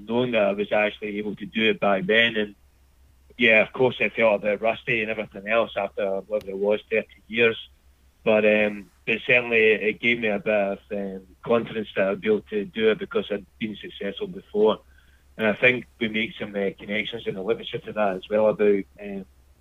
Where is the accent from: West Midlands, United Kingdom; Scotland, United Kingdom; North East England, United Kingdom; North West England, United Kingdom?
Scotland, United Kingdom; moved away as an adult; now in Australia; growing up in Scotland in the 70s and 80s